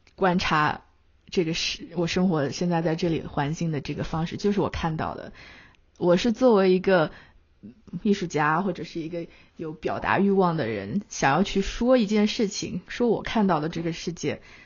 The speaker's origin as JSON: {"language": "Chinese", "country": "China", "tie": "born or raised there", "moved": "as an adult", "lives_now": "United States", "said": "我是从小在中国长大"}